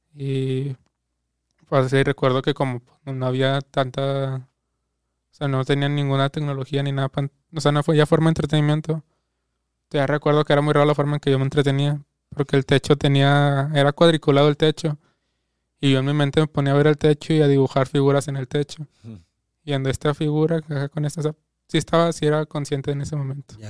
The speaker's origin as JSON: {"language": "Spanish", "town": "Guadalupe", "country": "Mexico", "tie": "born or raised there", "said": "nací en Guadalupe"}